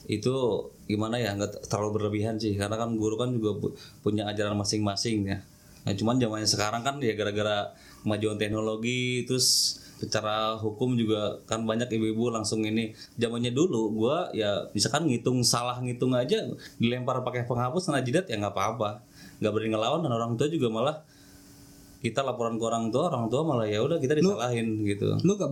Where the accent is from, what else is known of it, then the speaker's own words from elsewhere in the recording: Malimping, Banten, Indonesia; lu kecilnya di itu kan malimping kan iya lah kampung gue hutan